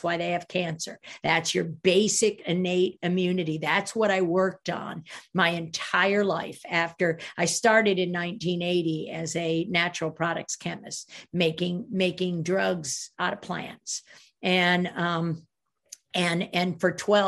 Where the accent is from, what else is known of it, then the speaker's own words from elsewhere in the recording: Sweden; I'm from Sweden